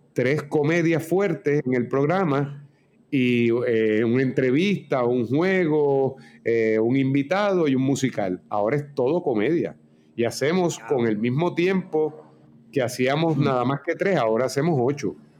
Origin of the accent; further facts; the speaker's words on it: Puerto Rico; los íbaros, nosotros